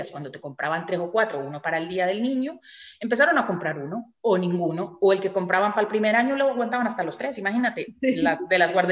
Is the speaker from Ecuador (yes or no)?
no; Colombia; now in Tenerife, Spain; yo soy colombiana, llevo casi 30 años en Tenerife, o sea que ya soy